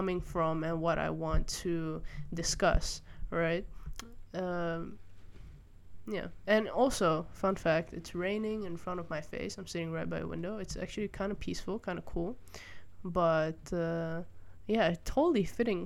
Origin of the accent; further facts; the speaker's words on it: Malaysia; I grew up primarily in Malaysia